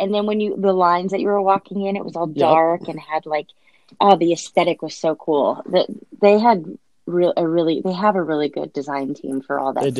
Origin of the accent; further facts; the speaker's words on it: Orlando, Florida, United States; I grew up in Orlando-ish.